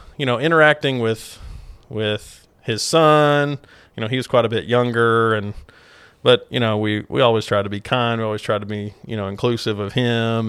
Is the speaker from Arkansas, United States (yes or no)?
yes; Clarksville, Arkansas, United States; went back home to Clarksville, actually, to practice